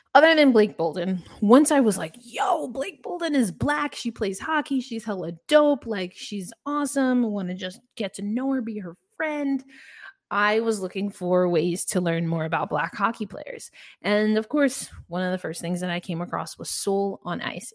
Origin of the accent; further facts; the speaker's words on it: New York, United States; I'm a New Yorker